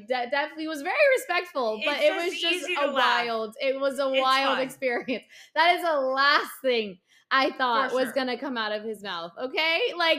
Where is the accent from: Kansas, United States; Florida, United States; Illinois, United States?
Florida, United States; Stuart; now in Orlando, United States; We are Orlando residents. Okay, and we still don't consider. We're like, yeah, back home in Stewart.